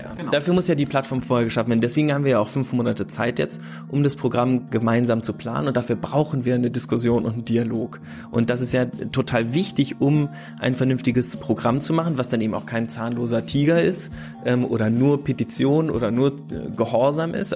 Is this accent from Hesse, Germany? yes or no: no; Bad Münstereifel, North Rhine-Westphalia, Germany; moved away as an adult; also born or lived in Hamburg / Wesseling / Ilmenau / Berlin; sind wir nach Bad Münstereifel umgezogen und da bin ich aufs Gymnasium gegangen